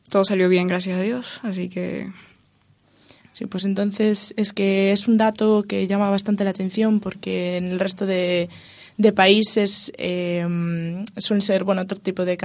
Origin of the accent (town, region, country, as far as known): Venezuela; now in Spain